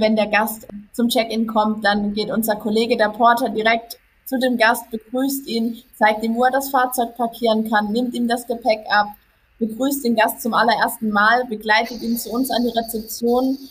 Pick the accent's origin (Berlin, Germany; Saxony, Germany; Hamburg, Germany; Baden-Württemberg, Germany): Baden-Württemberg, Germany; Karlsruhe area; Ich komme aus dem Karlsruher Bereich